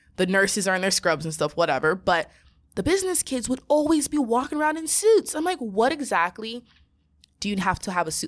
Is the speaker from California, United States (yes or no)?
yes; Southern California, United States; being from Southern California and being raised by Nigerian parents